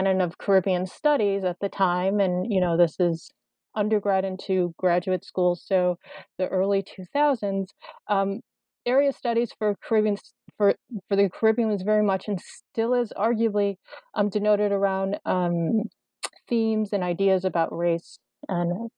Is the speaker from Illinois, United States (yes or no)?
yes; Chicago, Illinois, United States; moved away as an adult; I'm originally from Chicago. I'm actually in Chicago right now.